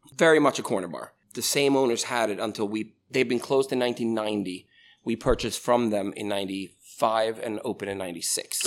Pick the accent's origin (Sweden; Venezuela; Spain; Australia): Sweden; moved away as an adult; now in Altoona, United States; I was born and raised in Sweden